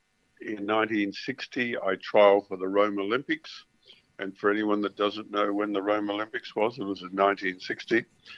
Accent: Ipswich, Queensland, Australia; also born or lived in London; I was born in Ipswich.

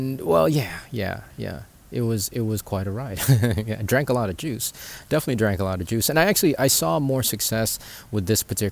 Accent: Philippines; we're from the Philippines

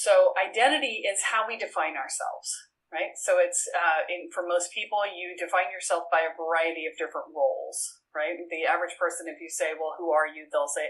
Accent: Boston, Massachusetts, United States; now in Richmond, United States; I moved from Boston to Richmond, Virginia, and you want to talk an identity shift, right? It's like I went from being a Yankee to being a Southerner, right?

